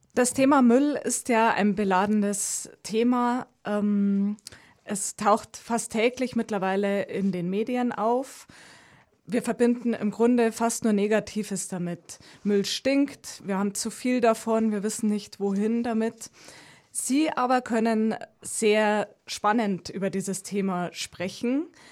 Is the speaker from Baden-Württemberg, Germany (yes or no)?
no; Landshut, Bavaria, Germany; ich komme aus Landshut